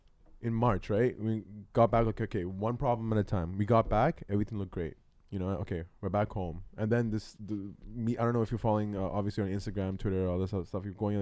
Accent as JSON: {"language": "English", "country": "Sri Lanka", "tie": "born there", "also_born_or_lived": "Hong Kong", "said": "I wasn't born there. No, I was born in Sri Lanka. Then moved to Hong Kong and then came here."}